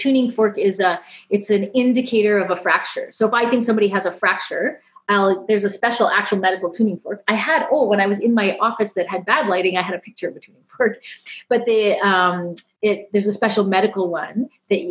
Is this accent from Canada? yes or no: yes; Canada; I'm Canadian.